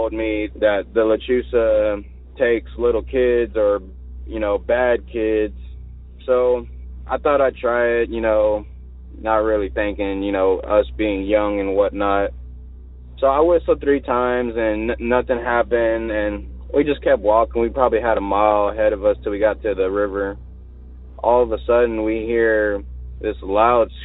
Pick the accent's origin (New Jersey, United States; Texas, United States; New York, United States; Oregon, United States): Texas, United States; Victoria; I'm from Victoria, Texas, you know, down here south